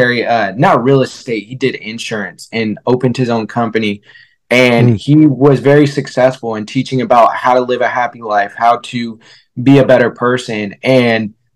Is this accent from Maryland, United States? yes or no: no; Vallejo, California, United States; also born or lived in Fairfield, California; we grew up in Vallejo, California, and then we moved over to Fairfield